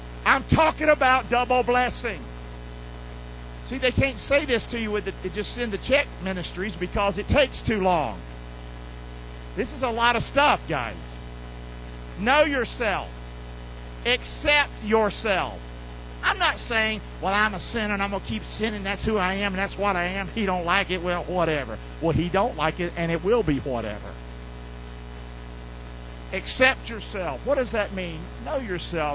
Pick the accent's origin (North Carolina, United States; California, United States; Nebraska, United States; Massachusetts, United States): North Carolina, United States; Rockingham; from Rockingham, North Carolina.